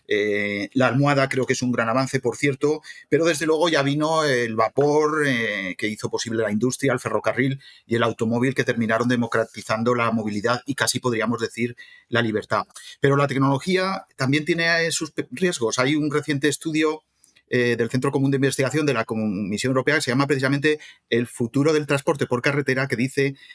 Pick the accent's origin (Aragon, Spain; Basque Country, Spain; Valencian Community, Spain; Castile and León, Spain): Aragon, Spain; Zaragoza; moved away as an adult; now in Madrid, Spain; soy de Zaragoza, soy de una ciudad de automoción, ¿no? Con General Motos, ahora Estelantis.